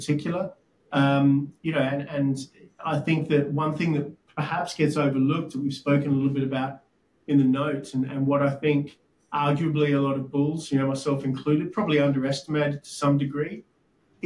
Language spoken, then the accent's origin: English; Brisbane, Queensland, Australia; moved away as an adult; also born or lived in London; I'm originally from Brisbane